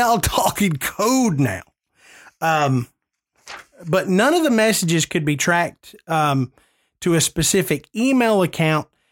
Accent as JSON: {"language": "English", "region": "New England", "country": "United States", "said": "I'm from New England"}